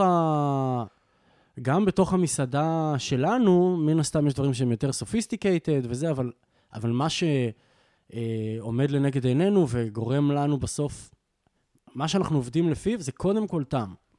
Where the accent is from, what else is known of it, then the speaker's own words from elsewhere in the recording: Jezreel Valley, Northern District, Israel; moved away as an adult; also born or lived in London / Berlin; אנחנו מגיעים מעמק יזרעאל, אנחנו מחוברים העניין הזה של הגליל התחתון